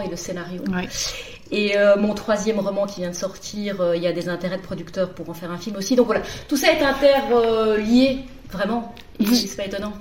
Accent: Brussels, Brussels-Capital Region, Belgium; also born or lived in London / Paris; Je viens de Bruxelles. je suis belge. je suis née à Bruxelles. J'ai vécu toute ma vie à Bruxelles

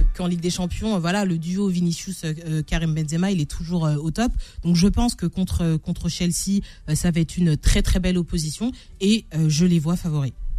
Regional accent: France; en tant que Français

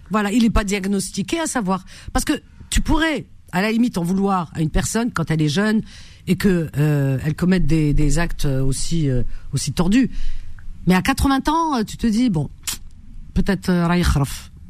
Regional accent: France; je suis française, hein, donc je parle français

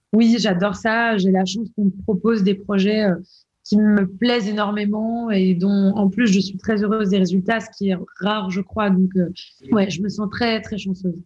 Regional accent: La Londe-les-Maures, Provence-Alpes-Côte d'Azur, France; also born or lived in Toulon; je suis née à, Toulon, j'ai grandi à La Londe

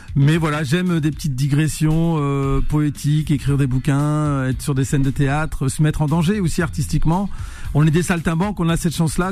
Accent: Roubaix, Hauts-de-France, France; moved away; je suis né à Roubaix, dans le Nord, la ville euh, la plus pauvre de France, cité ouvrière, euh, fils d'immigrés algériens

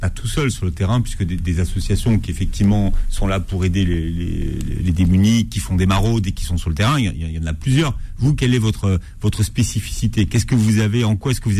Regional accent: Tourcoing, Hauts-de-France, France; Oui, moi je suis de Tourcoing à la base. C'est pas très loin.

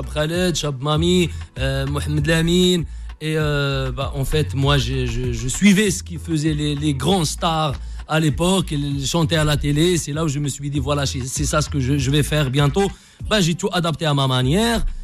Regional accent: Meknes, Fès-Meknès, Morocco; moved away; also born or lived in Fes; je suis né à Fès. J'ai grandi à Meknes

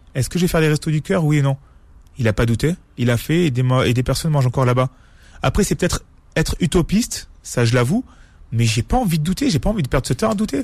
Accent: France; je suis né ici, je, je suis français

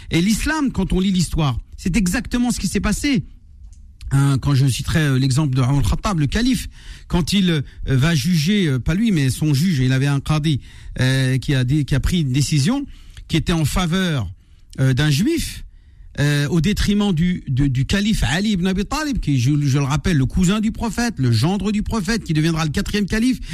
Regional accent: France; nous avons grandi en France, nous avons étudié sur les bancs de l'école de la République

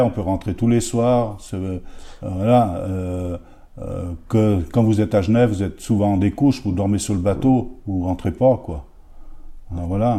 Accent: Féternes, Auvergne-Rhône-Alpes, France; j'étais de Féterne

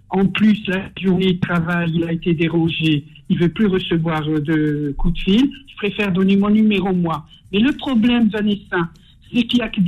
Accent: France; born there; Il n'y a pas de femme en France. Moi, je suis née en France.

